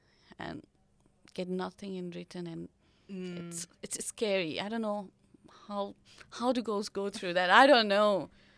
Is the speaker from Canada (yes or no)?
no; Nepal; Guys, like, I'm from Nepal, so Nepalese guys, yeah. Most of them have girlfriends back home.